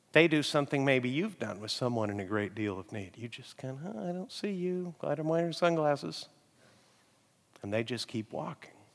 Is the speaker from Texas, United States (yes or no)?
yes; Amarillo, Texas, United States; moved away; My hometown is Amarillo